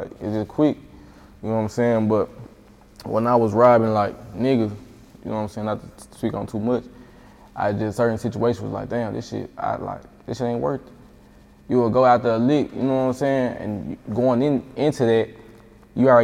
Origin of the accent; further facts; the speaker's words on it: Jackson, Mississippi, United States; moved away; Jackson, my hometown